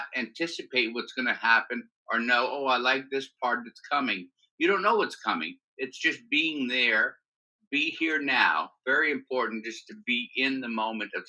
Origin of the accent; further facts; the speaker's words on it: New Orleans, Louisiana, United States; born and raised in New Orleans